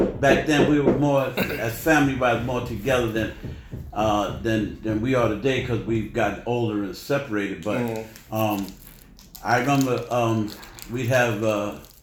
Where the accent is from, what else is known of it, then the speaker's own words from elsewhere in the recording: New York City, New York, United States; we were raised in East Harlem in the Barrio